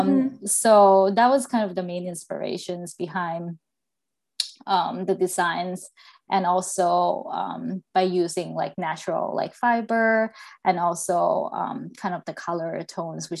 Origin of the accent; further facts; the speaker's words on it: Thailand; now in Seattle, United States; So I'm originally from Thailand, and I grew up in like a small beach town in Thailand.